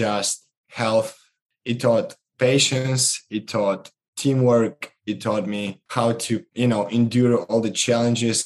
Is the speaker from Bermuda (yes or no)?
no; Moldova; moved away; Growing up in Moldova, which is one of the 15 post-Soviet Union republics